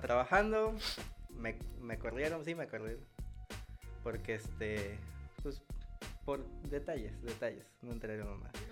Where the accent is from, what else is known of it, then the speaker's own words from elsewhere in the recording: Poza Rica, Veracruz, Mexico; soy de la ciudad de Poza Rica, Veracruz